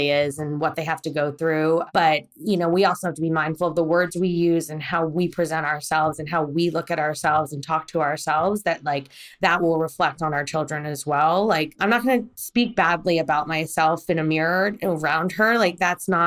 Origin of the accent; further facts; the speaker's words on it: United States; also born or lived in Korea; now in Los Angeles, United States; I was born in Korea and I was brought to America at 3 months old